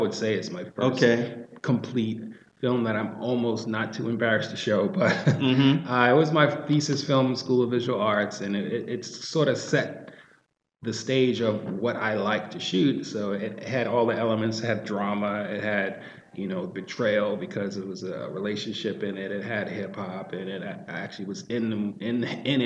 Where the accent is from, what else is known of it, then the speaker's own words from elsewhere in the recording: New York City, New York, United States; growing up in Harlem